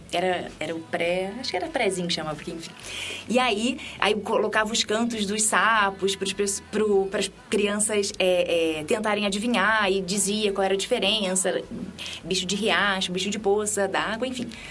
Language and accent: Portuguese; Rio de Janeiro, Brazil; moved away; eu sou lá do Rio de Janeiro